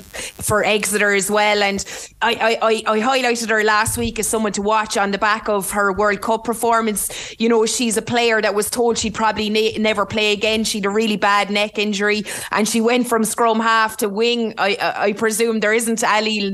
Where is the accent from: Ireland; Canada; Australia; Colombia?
Ireland; Limerick, Munster; accent: Limerick; my Limerick accent